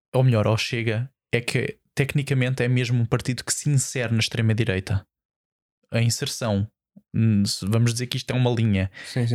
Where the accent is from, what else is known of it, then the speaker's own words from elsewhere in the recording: Almada, Lisbon, Portugal; eu sou da Almada